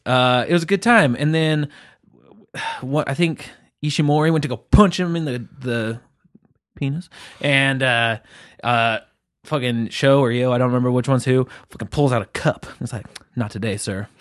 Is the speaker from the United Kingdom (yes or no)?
yes; England, United Kingdom; I'm English